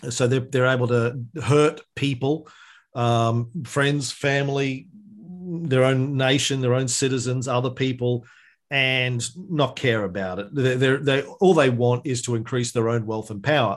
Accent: Bundaberg, Queensland, Australia; growing up in Bundaberg in country Queensland

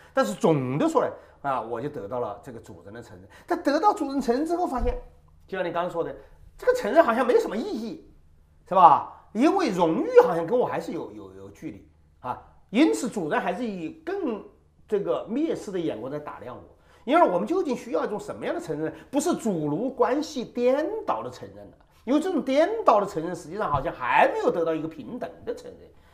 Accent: China; 直到今天，我们中国人谈共同富裕

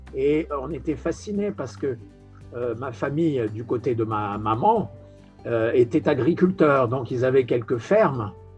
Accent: France; accent: French; moved away as an adult; now in Brazil; mon accent français, euh, il est normal

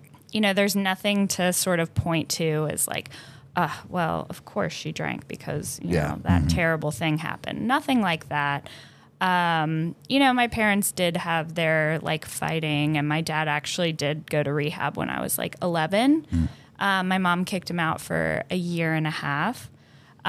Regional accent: Georgetown, United States; I grew up in Georgetown

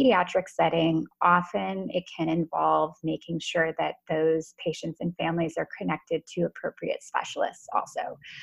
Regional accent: United States; I'm American

